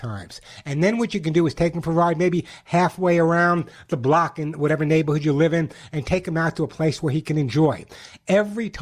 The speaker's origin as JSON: {"language": "English", "region": "New York", "country": "United States", "also_born_or_lived": "Cobleskill, New York", "moved": "yes", "lives_now": "California, United States", "said": "I'm a New Yorker."}